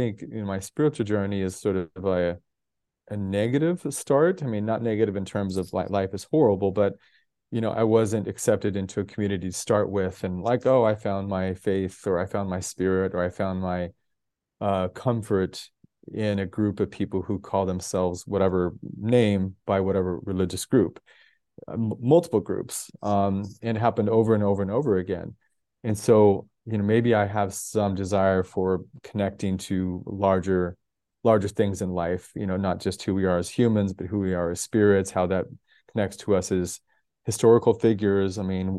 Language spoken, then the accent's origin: English; Denver, Colorado, United States; born there; also born or lived in 9 American states / 6 countries; So I was born in Denver, Colorado. I've lived in 9 American states, 6 countries. And some of that was just through family growing up.